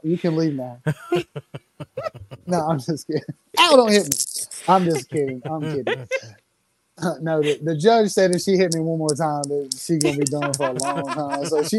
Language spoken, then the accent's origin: English; the South, United States; So I'm from the South